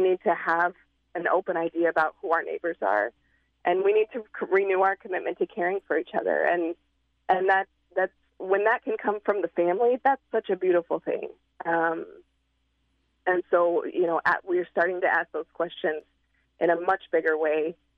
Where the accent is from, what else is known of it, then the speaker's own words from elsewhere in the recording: Nebraska, United States; moved away as an adult; now in Chicago, United States; I'm from Nebraska